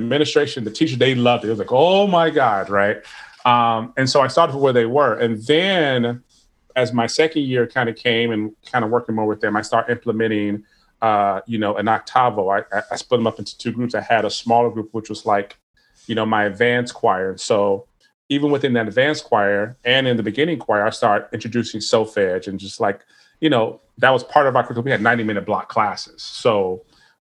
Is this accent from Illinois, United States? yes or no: yes; Chicago, Illinois, United States; when I grew up in Chicago, I was on the South Side of Chicago.